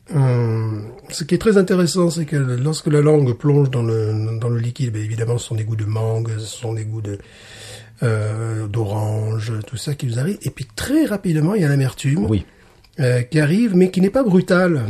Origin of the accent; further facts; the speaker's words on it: Alès, Occitania, France; ma ville natale